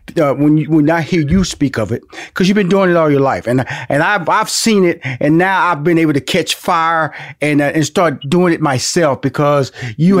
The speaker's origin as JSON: {"language": "English", "town": "Houston", "region": "Texas", "country": "United States", "tie": "born or raised there", "said": "my hometown of Houston, Texas"}